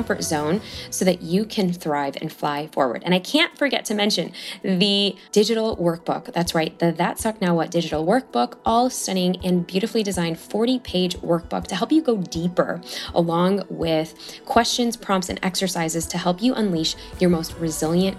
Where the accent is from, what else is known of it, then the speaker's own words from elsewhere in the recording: Chicago, Illinois, United States; moved away; We're both from Chicago